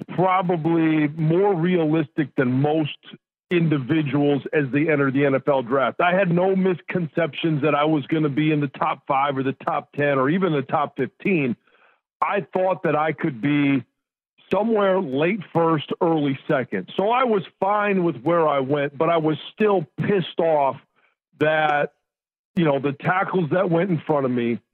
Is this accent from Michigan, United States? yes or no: yes; Pontiac, Michigan, United States; My hometown, Detroit Lions. I grew up, let's see, maybe 10 minutes from the Silver Dome